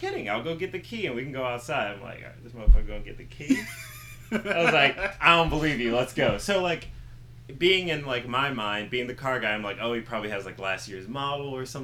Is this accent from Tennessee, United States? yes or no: no; Upper Darby, Pennsylvania, United States; also born or lived in Philadelphia; where I'm from, and I'm from Upper Darby, Pennsylvania